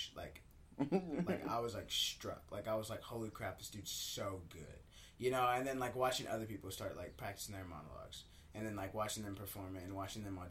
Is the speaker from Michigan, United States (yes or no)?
no; Owensboro, Kentucky, United States; also born or lived in Evansville, Indiana; I'm from Owensboro, Kentucky. It's like a small town, and I went to school in Evansville, which is 45 minutes away